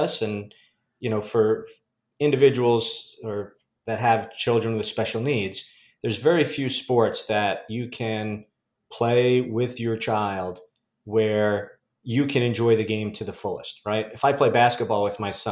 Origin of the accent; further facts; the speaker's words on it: Sayville, New York, United States; moved away as an adult; now in Fort Wayne, United States; I'm from Long Island, about a town called Sayville, about 60 miles out from New York City on the south shore of Long Island in Suffolk County